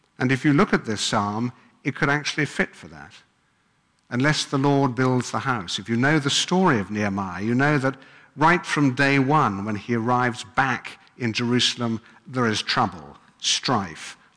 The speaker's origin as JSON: {"language": "English", "region": "England", "country": "United Kingdom", "tie": "born or raised there", "moved": "yes", "said": "as you can probably tell, I come from England."}